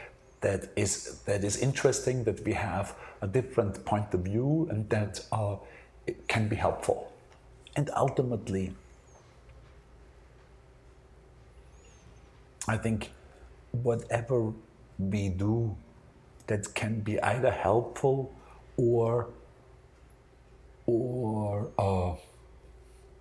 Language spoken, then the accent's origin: English; Austria; moved away as an adult; now in New York, United States; I grew up in Austria, I went to art school in Austria